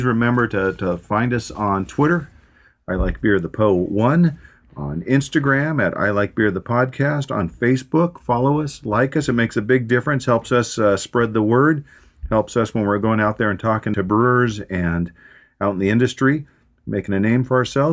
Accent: San Diego, California, United States; we're from San Diego

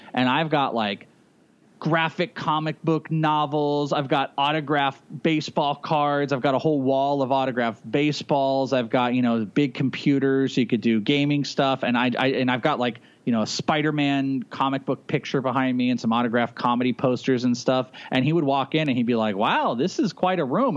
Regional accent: Bay Area, California, United States; now in Arizona, United States; I grew up in the Bay Area

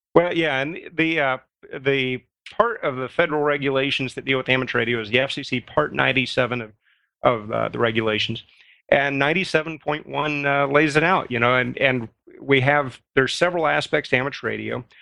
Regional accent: Midwest, United States; I grew up in the Midwest, uh, at the tail end of Tornado, uh, of Tornado Alley.

